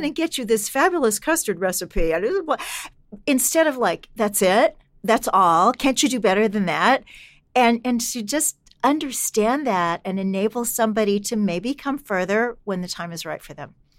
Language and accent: English; Kansas City, Missouri, United States; when I was a kid growing up in Kansas City